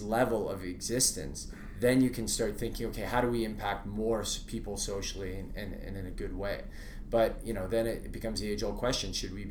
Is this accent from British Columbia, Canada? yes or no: yes; Vancouver, British Columbia, Canada; also born or lived in Alberta / Ontario; So I grew up in Vancouver, right?